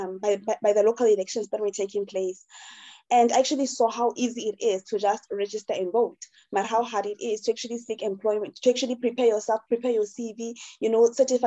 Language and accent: English; Kwaka, Free State, South Africa; also born or lived in Harrismith; I'm from Kwaka initially, right? But then because, my family is like closely, we stay close to each other. So I have family in Kwaka, I have family in Tiami, in Harrismith.